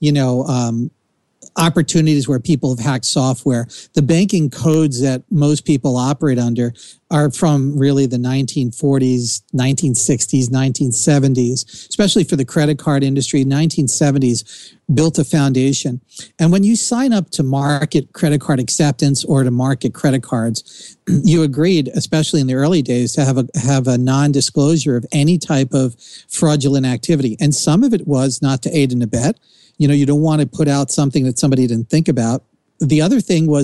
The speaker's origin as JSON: {"language": "English", "region": "New Jersey", "country": "United States", "accent": "Jersey", "said": "my Jersey accent"}